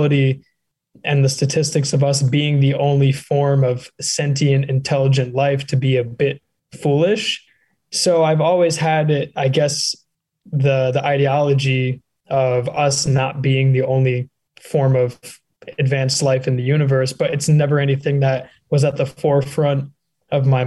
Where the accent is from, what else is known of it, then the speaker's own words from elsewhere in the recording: Beachwood, New Jersey, United States; my hometown of Beechwood, New Jersey